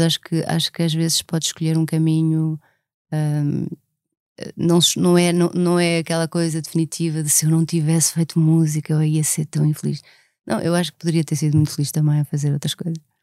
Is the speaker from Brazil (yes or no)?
no; Lisbon, Portugal; also born or lived in Alentejo; Eu nasci em Lisboa, imagina, eu nasci na Avenida da República